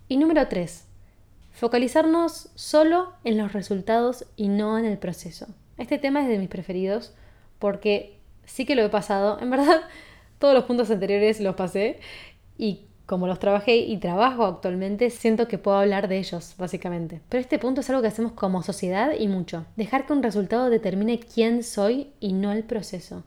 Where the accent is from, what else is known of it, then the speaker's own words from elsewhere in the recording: Argentina; soy de Argentina